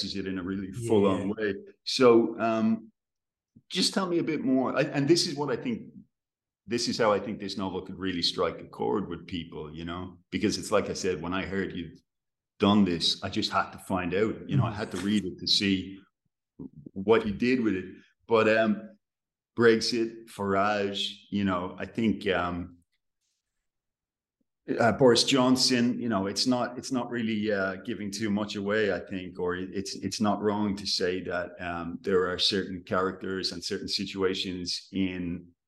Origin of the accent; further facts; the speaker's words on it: Ireland; As an Irishman